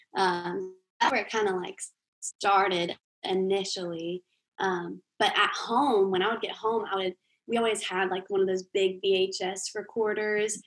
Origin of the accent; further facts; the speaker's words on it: Jacksonville, Florida, United States; now in Nashville, United States; I'm actually from Jacksonville, Florida.